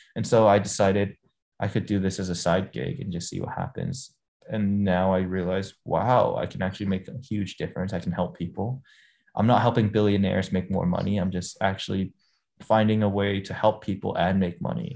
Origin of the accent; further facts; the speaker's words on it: Hong Kong; also born or lived in United States; I grew up in Hong Kong